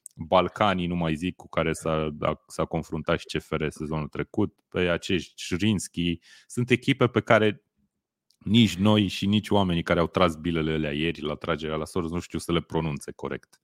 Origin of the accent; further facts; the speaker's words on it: Romania; noi ca români